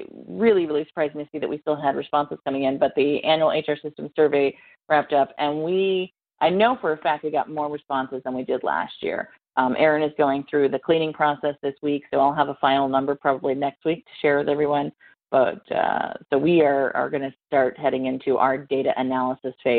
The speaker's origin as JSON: {"language": "English", "region": "Ohio", "country": "United States", "tie": "born or raised there", "moved": "yes", "lives_now": "North Carolina, United States", "said": "I am in my hometown"}